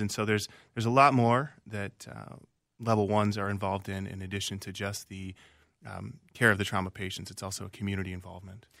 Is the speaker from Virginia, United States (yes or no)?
yes; Virginia, United States; moved away as an adult; also born or lived in Minnesota; now in Minneapolis, United States; I was born and raised in Virginia, the state of Virginia, not Virginia, Minnesota